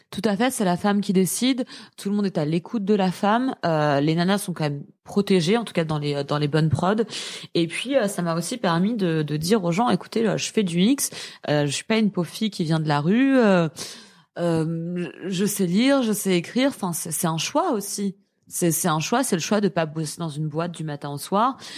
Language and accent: French; Paris, Île-de-France, France; je suis parisienne